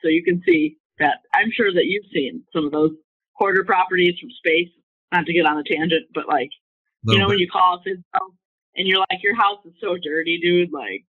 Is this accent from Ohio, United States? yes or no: no; New York, United States; Oh, yeah. Well, you know, in New York, we say I love you in a different four-letter context.